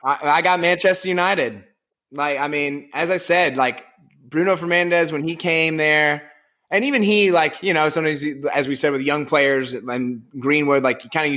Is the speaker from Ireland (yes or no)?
yes; Ireland; As an Irishman